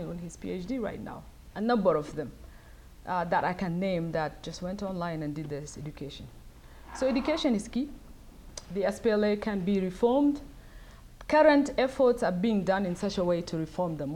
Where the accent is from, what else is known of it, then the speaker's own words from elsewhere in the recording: Northern Sudan, Sudan; now in United States; for me to be raised in the north, I knew I'm from South Sudan